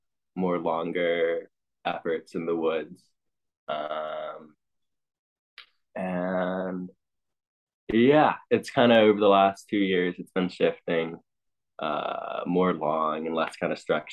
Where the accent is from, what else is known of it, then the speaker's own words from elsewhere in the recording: Ithaca, New York, United States; I grew up in Ithaca with parents that were runners